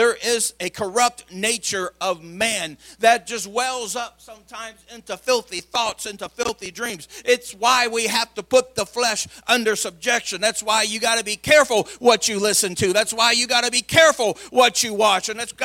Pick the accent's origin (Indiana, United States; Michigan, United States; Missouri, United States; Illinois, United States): Illinois, United States; Madison; an all boy growing up in Madison, Illinois